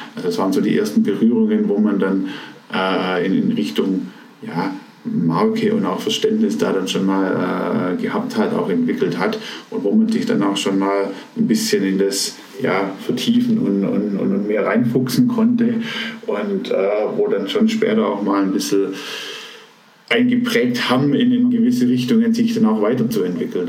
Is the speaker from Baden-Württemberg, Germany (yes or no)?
yes; Aalen, Baden-Württemberg, Germany; ich bin aufgewachsen im, ich nenne es mal schönen Aalen. Das ist eine Stadt äh, in der Nähe von Stuttgart